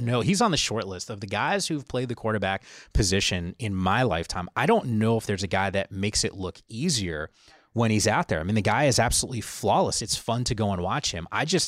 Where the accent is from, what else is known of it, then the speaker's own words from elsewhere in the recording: New Jersey, United States; And I grew up, I went to school in New York. I used to work in Midtown. I grew up in Northern New Jersey.